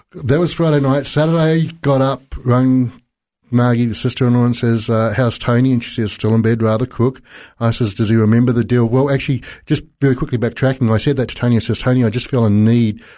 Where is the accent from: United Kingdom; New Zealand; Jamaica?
New Zealand; South Island; I was born in the South Island in New Zealand